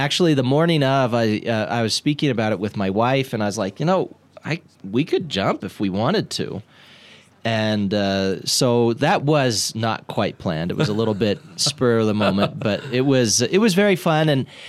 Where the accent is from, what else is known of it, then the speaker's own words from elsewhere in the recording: Riverton, Wyoming, United States; also born or lived in Lander; So I actually grew up in Riverton. I was born in Lander over at the old Bishop Randall Hospital.